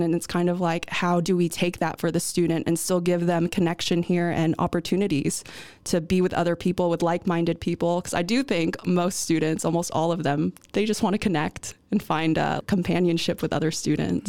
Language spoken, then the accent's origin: English; United States; first language English; moved away as an adult; now in Netherlands; I'm leaving a country where my parents immigrated from.